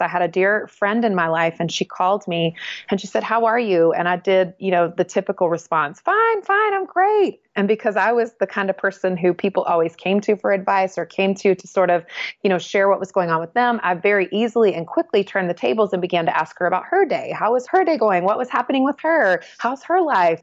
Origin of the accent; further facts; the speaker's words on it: the South, United States; Well, I was raised in the South and I love the South where I was raised.